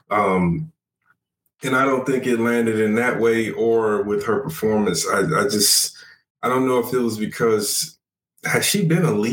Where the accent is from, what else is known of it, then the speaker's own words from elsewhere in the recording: United Kingdom; accent: British; my natural British accent.